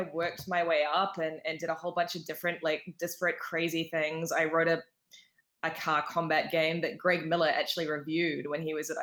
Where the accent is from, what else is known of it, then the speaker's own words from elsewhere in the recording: New Zealand; moved away; I'm from New Zealand originally